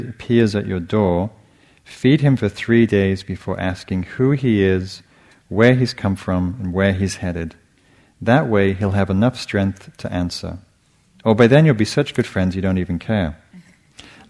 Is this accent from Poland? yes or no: no; England, United Kingdom; moved away; I grew up in England